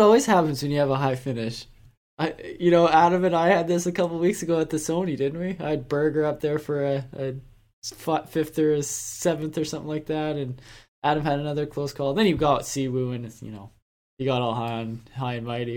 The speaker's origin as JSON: {"language": "English", "country": "Canada", "said": "we're Canadian"}